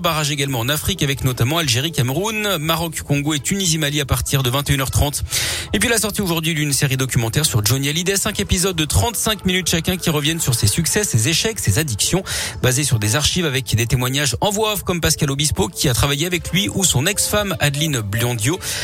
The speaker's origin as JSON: {"language": "French", "area": "Loire", "region": "Auvergne-Rhône-Alpes", "country": "France", "said": "chez nous, dans la Loire"}